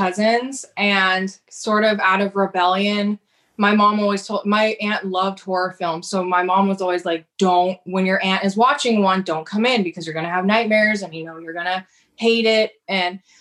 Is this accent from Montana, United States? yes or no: no; Santa Cruz, California, United States; I grew up in Santa Cruz